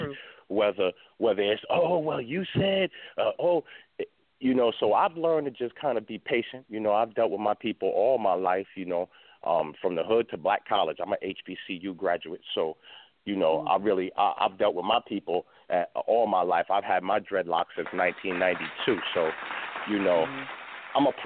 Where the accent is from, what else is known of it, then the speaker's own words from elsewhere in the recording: New York, United States; moved away as an adult; now in Houston, United States; I live in Houston now. I'm originally from New York, but over the last 2 years I've been living here